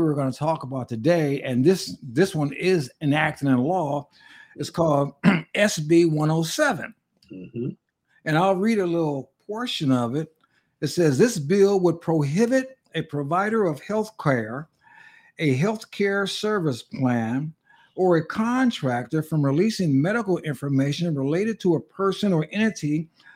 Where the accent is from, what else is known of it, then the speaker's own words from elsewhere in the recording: Pasadena, California, United States; moved away; I was raised in Pasadena, the city in which he's pastoring. I probably left, about 35 years ago